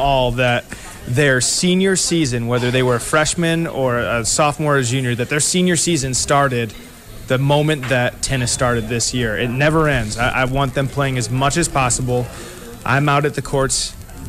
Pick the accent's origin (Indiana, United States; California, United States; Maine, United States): Indiana, United States; Crown Point; I grew up in Crown Point